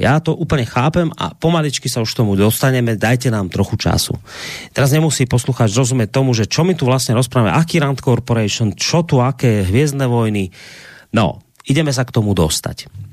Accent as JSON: {"language": "Slovak", "country": "Slovakia", "said": "ku nám na Slovensko"}